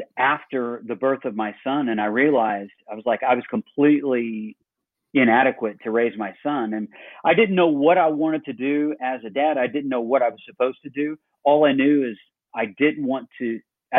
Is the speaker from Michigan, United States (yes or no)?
no; Illinois, United States; now in Dublin, Georgia, United States; originally I'm from Illinois